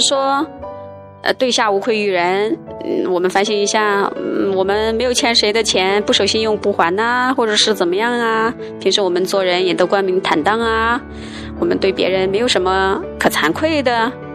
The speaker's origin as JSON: {"language": "Chinese", "country": "China", "lives_now": "Beijing, China", "said": "我们中国人"}